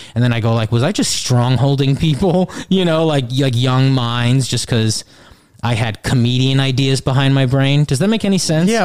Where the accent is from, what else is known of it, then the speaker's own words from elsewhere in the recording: Pequannock, New Jersey, United States; moved away as an adult; also born or lived in Brooklyn; now in Jersey City, United States; Pequannock, New Jersey. It's Morris County. North Jersey.